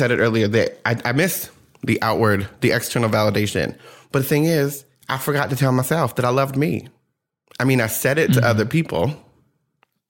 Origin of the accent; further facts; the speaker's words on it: New Jersey, United States; I grew up in Jersey